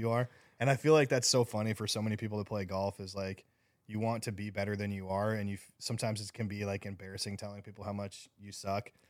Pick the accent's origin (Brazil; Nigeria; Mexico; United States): United States; Scottsdale, Arizona; moved away; I grew up in Scottsdale